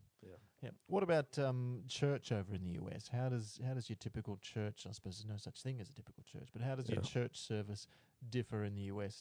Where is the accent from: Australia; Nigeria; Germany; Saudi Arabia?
Australia; What do we as Australians misinterpret or misunderstand about life in the US?